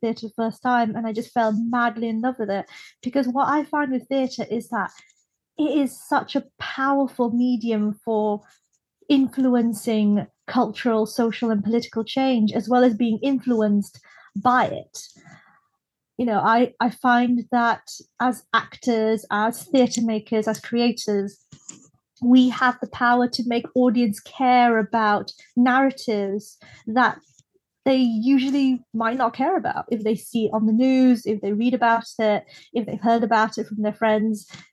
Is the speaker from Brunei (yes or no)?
yes; Brunei; moved away as an adult; now in United Kingdom; I was born and raised in Brunei in Southeast Asia